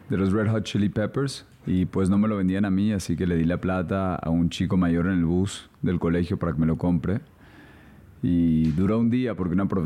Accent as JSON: {"language": "Spanish", "region": "São Paulo", "country": "Brazil", "tie": "born there", "said": "mi papá era economista y yo nací allá en Sao Paulo."}